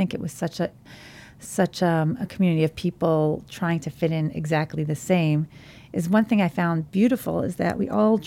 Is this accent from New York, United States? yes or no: yes; New York City, New York, United States; I grew up in Borough Park, an ultra-Orthodox Hasidic community in Brooklyn